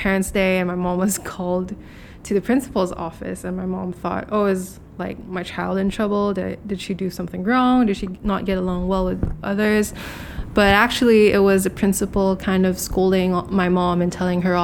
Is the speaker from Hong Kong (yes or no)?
yes; Hong Kong; being born and raised here in Hong Kong, I'm a Filipino